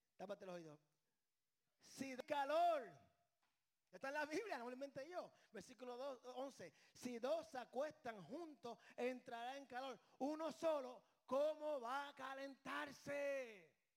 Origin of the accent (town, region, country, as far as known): Puerto Rico; born or raised there